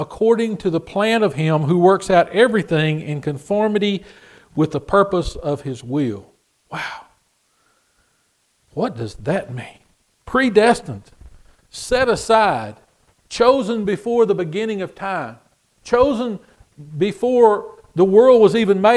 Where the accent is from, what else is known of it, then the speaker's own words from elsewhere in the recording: Texas, United States; I'm from Texas